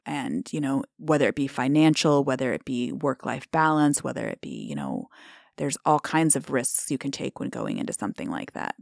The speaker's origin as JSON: {"language": "English", "town": "Omaha", "region": "Nebraska", "country": "United States", "tie": "born or raised there", "moved": "yes", "lives_now": "Treynor, United States", "said": "I grew up, born and raised in Omaha and moved to a farm."}